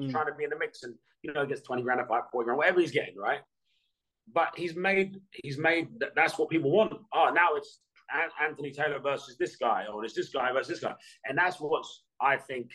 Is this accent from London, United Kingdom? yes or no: yes; Hounslow, London, United Kingdom; growing up in Hounslow